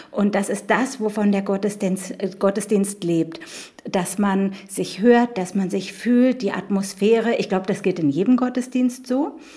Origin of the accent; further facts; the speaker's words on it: Berlin, Germany; Ich bin gebürtige Berlinerin